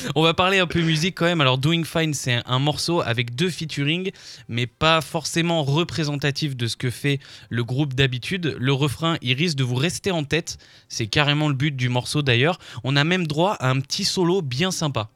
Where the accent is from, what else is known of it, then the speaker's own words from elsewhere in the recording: France; nous, on est français